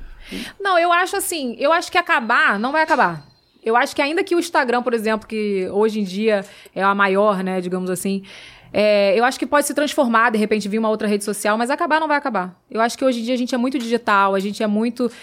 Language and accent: Portuguese; Rio de Janeiro, Brazil; moved away; eu vim lá da Pavuna